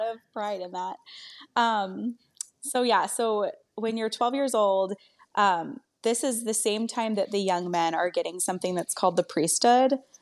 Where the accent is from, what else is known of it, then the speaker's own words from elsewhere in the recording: Maryland, United States; moved away as an adult; also born or lived in Arizona; now in Phoenix, United States; I'm actually from Maryland originally